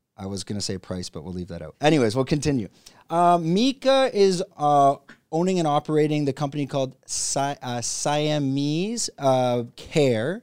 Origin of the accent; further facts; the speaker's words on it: Canada; the same country as me, Canada